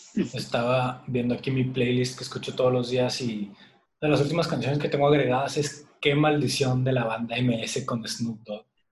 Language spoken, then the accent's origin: Spanish; Monterrey, Nuevo León, Mexico; los tres somos de Monterrey, Nuevo León